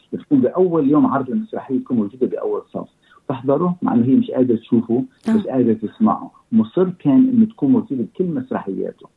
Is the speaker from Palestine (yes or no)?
no; Lebanon; moved away as an adult; also born or lived in Egypt; now in Australia; أنا جيت من حوالي خمسة وأربعين سنة أستراليا. وكنا- كنا ساكنين بلبنان، نحن لبنانيين